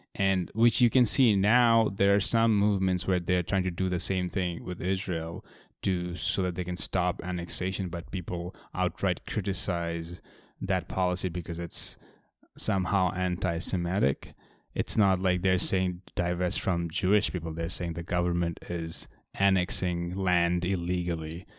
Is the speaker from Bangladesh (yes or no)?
yes; Bangladesh; I grew up in Bangladesh